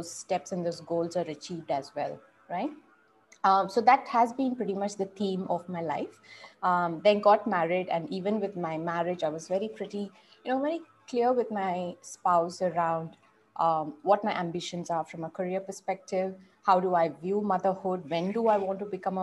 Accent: Bangalore, Karnataka, India; So I'm from Bangalore

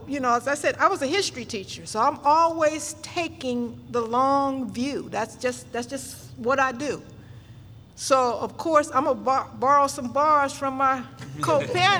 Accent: Philadelphia, Pennsylvania, United States; I really was born and raised in West Philadelphia

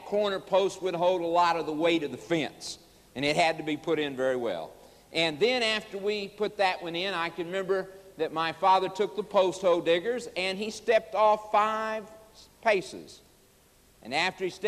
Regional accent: Oklahoma, United States; also born or lived in Chicago, Illinois; As a boy of 9 years of age, we moved from Chicago, Illinois, to Oklahoma. Moved out on the farm

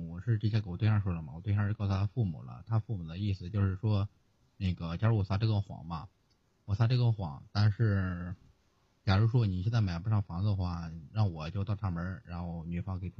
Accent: Hebei, China; now in Tianjin, China; 我是河北的，

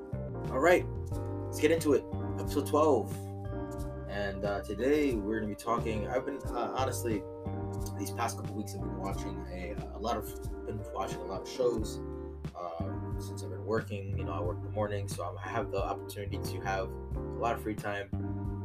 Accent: United States; I'm all American, born in the USA

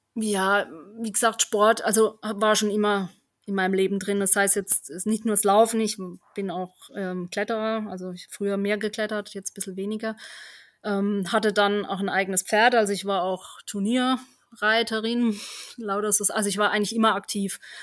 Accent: Germany; da bin ich ja aufgewachsen in Heiner, in einem kleinen Dorf.

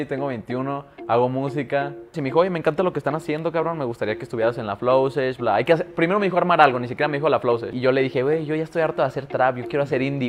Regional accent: Guadalajara, Jalisco, Mexico; soy de Guadalajara, es cierto, se me olvidó decirles, güey, puro GDL

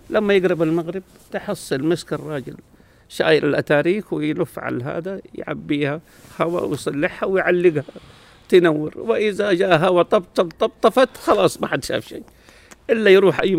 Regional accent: Medina, Medina Province, Saudi Arabia; انا يا سيد الفاضل من مواليد المدينه المنوره منطقه بجوار الحرم اسمها دار الضيافه

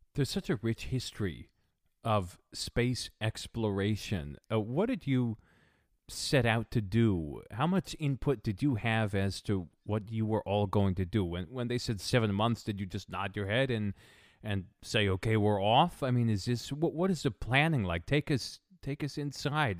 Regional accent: New England, United States; I grew up in New England

